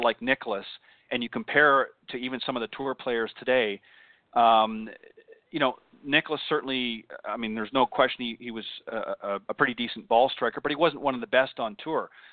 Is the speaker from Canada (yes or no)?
yes; Canada; now in United States; when I was still back up in, in Canada, of course, as you may or may not know, I'm I'm Canadian uh, born originally